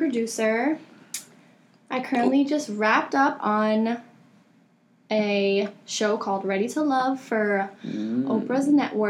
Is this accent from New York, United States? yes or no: yes; New York City, New York, United States; now in Los Angeles, United States; I'm from the Bronx.